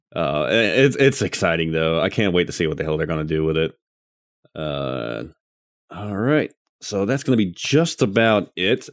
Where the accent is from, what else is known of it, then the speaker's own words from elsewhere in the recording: the South, United States; I'm from the South